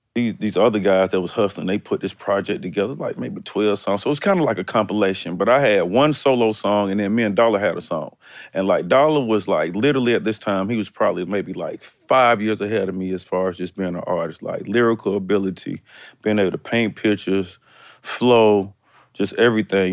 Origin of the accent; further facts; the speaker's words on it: Decatur, Georgia, United States; also born or lived in College Park, Georgia / Atlanta; I'm really like from Decatur up to eighth grade. I left Decatur in eighth grade going to really my ninth grade year, and I moved to College Park.